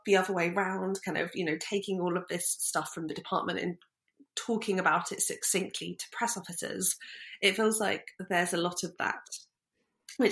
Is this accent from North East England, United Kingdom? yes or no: no; Brighton, South East England, United Kingdom; We grew up in Brighton